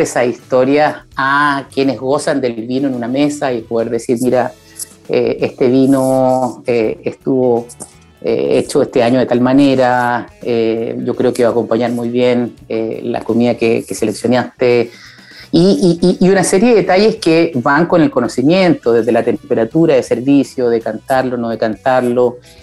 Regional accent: Chile; en Chile porque somos un país andino con vista al mar

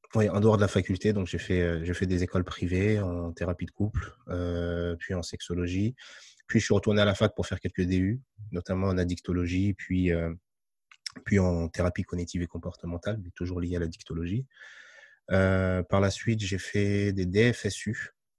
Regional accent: France; je suis né en France, je suis d'origine marocaine, de mes deux parents

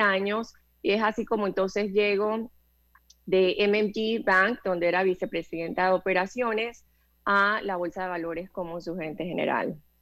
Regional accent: Panama; soy panameña, tengo cincuenta y dos años

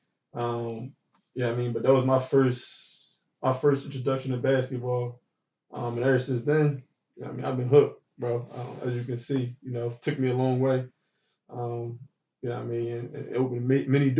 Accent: Philadelphia, Pennsylvania, United States; I grew up in North Philly, so, you know, it was a little dangerous out

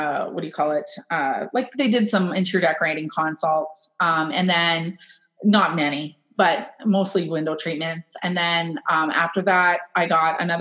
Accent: Kitchener, Ontario, Canada; now in Wellesley, Canada; I'm from Kitchener

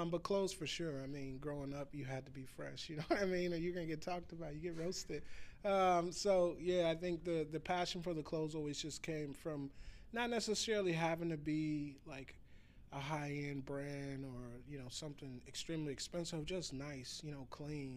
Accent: Chicago, Illinois, United States; moved away; I'm from Chicago

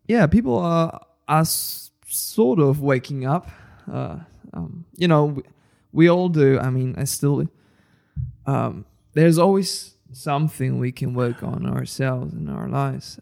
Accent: Spain; I come from Spain

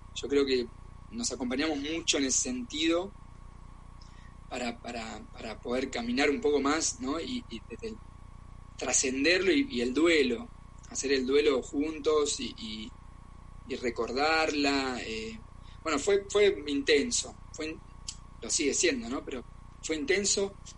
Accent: Argentina; also born or lived in Germany; now in Barcelona, Spain; soy argentino

